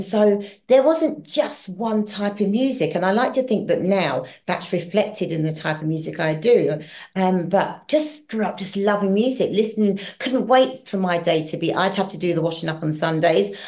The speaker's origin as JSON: {"language": "English", "region": "London", "country": "United Kingdom", "tie": "born or raised there", "also_born_or_lived": "Hackney, London", "said": "I was born in Hackney, Hackney. but I grew up in southeast London"}